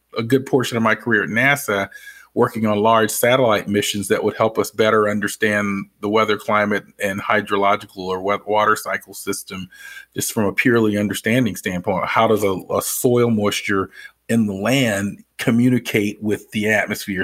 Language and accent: English; Atlanta, Georgia, United States; I'm from the Atlanta area